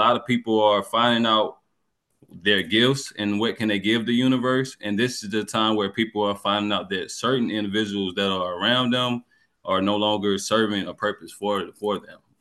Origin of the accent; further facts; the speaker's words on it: Georgia, United States; I'm from Georgia.